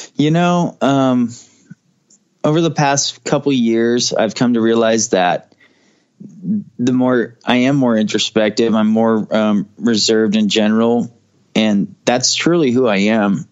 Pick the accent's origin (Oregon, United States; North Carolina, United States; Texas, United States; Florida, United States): Oregon, United States; Portland; moved away as an adult; also born or lived in Fullerton, California; I was only there till I was about four years old, and then I moved up to Portland, Southwest Portland, with my mom, and then later on, my dad moved here, and I I was living here until I was probably 22 or 23.